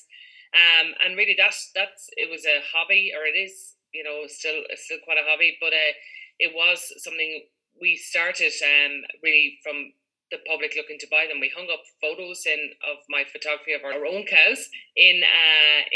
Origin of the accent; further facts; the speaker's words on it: Galway, Connacht, Ireland; also born or lived in North Clare; now in County Clare, Ireland; But my mother was from Clare, so I'm kind of half a Clare person, I think. Not a true blue blow-in, but half a blow-in. But yeah, from Galway City